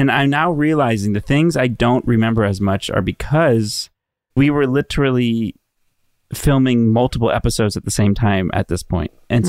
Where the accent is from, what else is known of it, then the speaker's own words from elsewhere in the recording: Texas, United States; No. I'm from Texas.